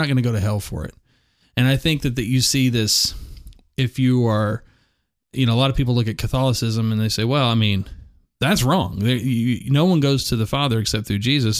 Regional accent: United States; I'm an American

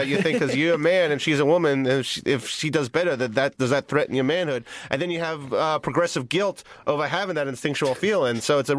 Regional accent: East Coast, United States; I'm from the East Coast.

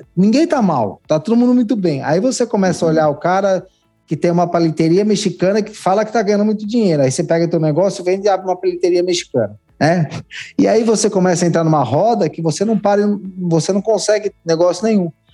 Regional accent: São Paulo, Brazil; Eu sou nascido e criado em São Miguel Paulista, extremo leste de São Paulo

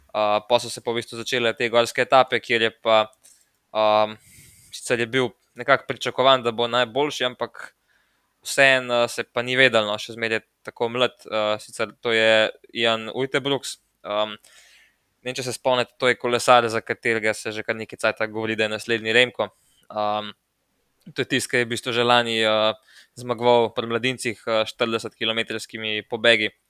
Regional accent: Slovenia; Um tem tednu smo Slovenci dobili prvo medaljo, prvi dve medalji na svetovnih prvenstvih eh, na velodromu.

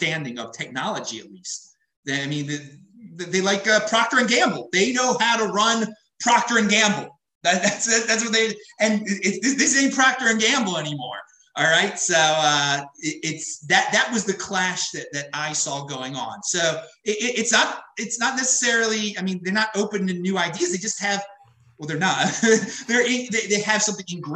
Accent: Baltimore, Maryland, United States; moved away as an adult; also born or lived in St. Louis, Missouri; I'm from Baltimore, Maryland, originally

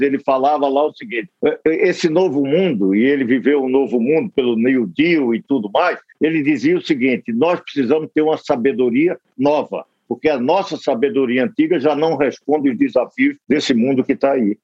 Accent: Northeast Region, Brazil

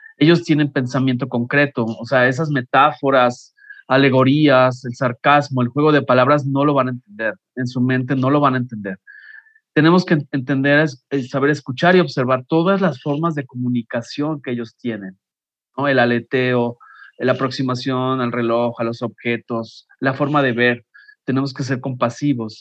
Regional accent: Mexico; como mexicanos

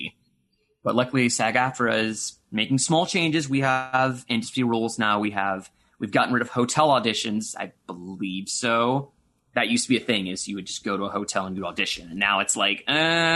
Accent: Florida, United States; I grew up in Florida

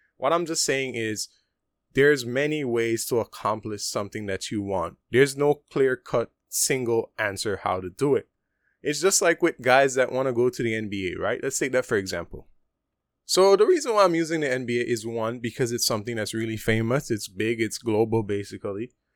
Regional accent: Punta Gorda, Toledo District, Belize; moved away as an adult; now in Taiwan; P G, which is my hometown, Punta Gorda

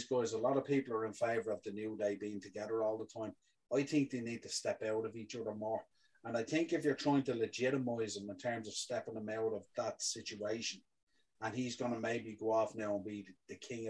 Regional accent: Ireland; we're Irish

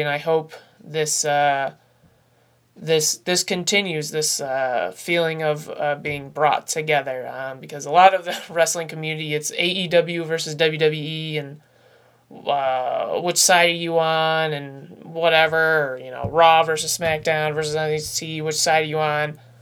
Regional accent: upstate New York, United States; being a New Yorker myself, uh, an upstate New Yorker

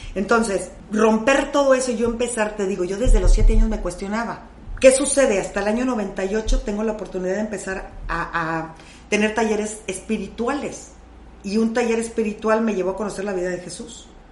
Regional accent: Monterrey, Nuevo León, Mexico; hoy somos de Monterrey

